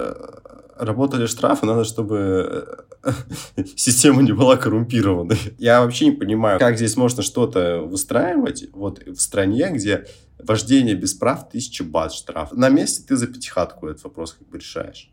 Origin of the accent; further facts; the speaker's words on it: Olenegorsk, Murmansk Oblast, Russia; я же сам из Оленегорска